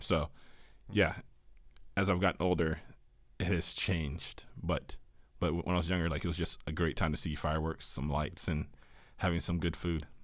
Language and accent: English; Washington, United States; moved away; growing up in Washington